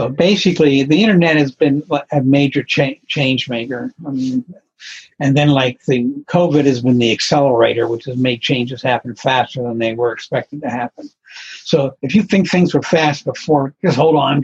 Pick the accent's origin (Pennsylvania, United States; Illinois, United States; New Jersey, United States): Pennsylvania, United States; Pittsburgh; moved away as an adult; also born or lived in New England / San Francisco; I came back to where I grew up in Pennsylvania, in Pittsburgh